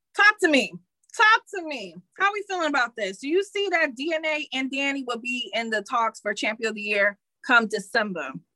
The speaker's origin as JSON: {"language": "English", "town": "Detroit", "region": "Michigan", "country": "United States", "said": "I'm from Detroit"}